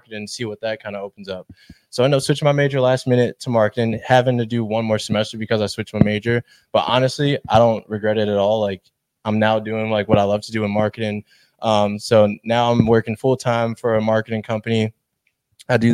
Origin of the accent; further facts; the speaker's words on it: Chicago, Illinois, United States; I've born and raised in Chicago, went to UIC